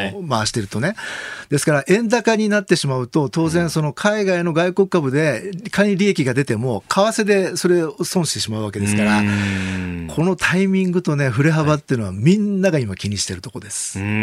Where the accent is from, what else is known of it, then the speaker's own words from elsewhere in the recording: Kumamoto, Japan; moved away; 私はあの熊本の出身